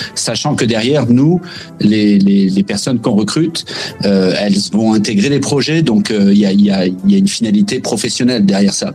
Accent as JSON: {"language": "French", "country": "France", "also_born_or_lived": "Quebec", "moved": "as an adult", "lives_now": "Canada", "said": "en tant que Français"}